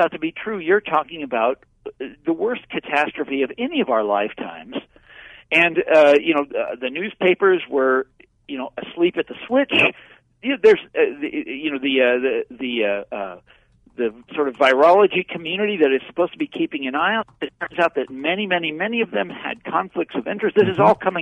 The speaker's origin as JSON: {"language": "English", "region": "Kansas", "country": "United States", "moved": "yes", "said": "I'm from Kansas originally"}